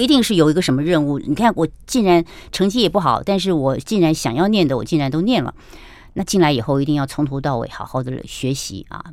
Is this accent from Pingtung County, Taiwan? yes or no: no; Taoyuan, Taiwan; also born or lived in Kaohsiung, Taiwan; 我们眷舍，眷舍被我们分在桃园，也是个乡下